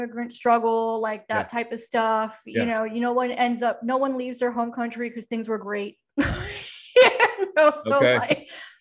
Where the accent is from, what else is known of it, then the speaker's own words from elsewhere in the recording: Miami, Florida, United States; I grew up in Miami